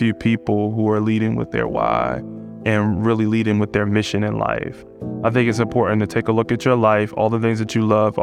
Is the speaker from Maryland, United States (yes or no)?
yes; Baltimore, Maryland, United States; moved away as an adult; now in Richmond, United States; I grew up in Baltimore and I didn't leave Baltimore until I was in my early 30s